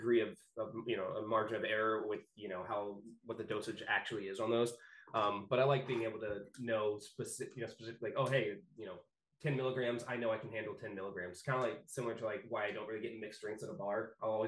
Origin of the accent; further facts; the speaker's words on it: Texas, United States; moved away as an adult; now in Maine, United States; I grew up in Texas